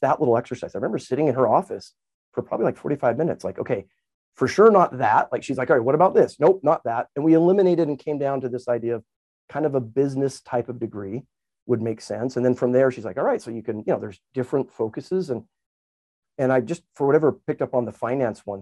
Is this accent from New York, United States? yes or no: no; Highland, Utah, United States; I still remember being up American Fork Canyon. I grew up in Highland area